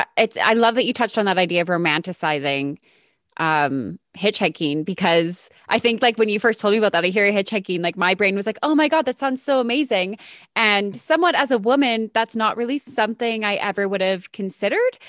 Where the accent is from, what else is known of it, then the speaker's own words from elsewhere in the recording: Calgary, Alberta, Canada; I grew up in Calgary, so I grew up in a big city